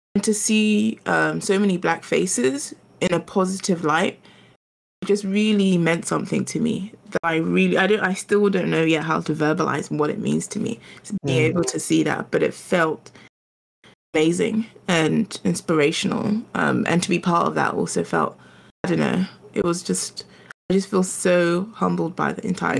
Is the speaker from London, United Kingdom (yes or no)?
yes; London, United Kingdom; also born or lived in Ghana; I'm a Londoner, but I'm also from Ghana.